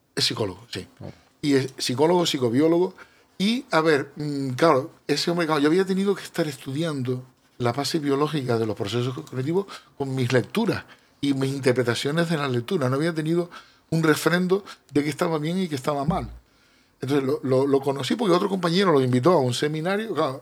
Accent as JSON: {"language": "Spanish", "region": "Canary Islands", "country": "Spain"}